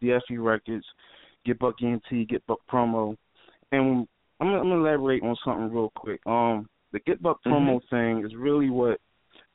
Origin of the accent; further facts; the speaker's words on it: Philadelphia, Pennsylvania, United States; I'm from North Philly, you know what I'm saying? Northside, born and raised.